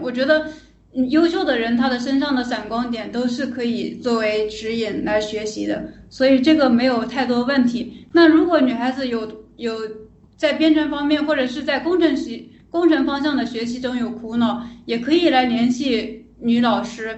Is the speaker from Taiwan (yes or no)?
no; Changsha, Hunan, China; now in Shenzhen, China; 我是湖南人，长沙